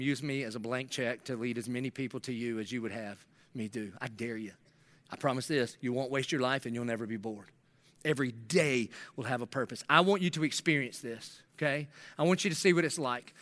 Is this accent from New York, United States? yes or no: no; South Carolina, United States; now in Jacksonville, United States; I'm from South Carolina